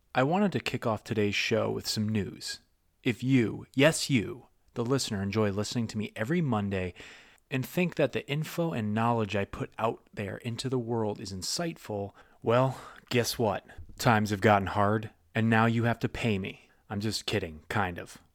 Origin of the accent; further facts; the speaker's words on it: New England, United States; I'm from the Northeast myself. I'm not from New York, I'm, I'm from New England